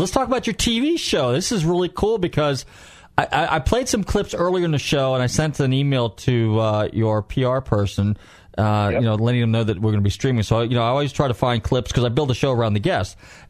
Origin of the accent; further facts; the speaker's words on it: Northern California, United States; now in Florida, United States; I'm a California kid to begin with. I'm from Northern Cal